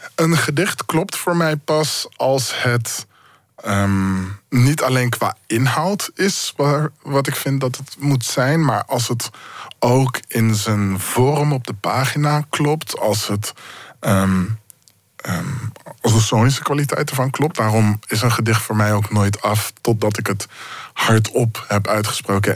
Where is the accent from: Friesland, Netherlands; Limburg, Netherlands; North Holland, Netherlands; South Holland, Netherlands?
South Holland, Netherlands; Zoetermeer; ik ben opgegroeid in Zoetermeer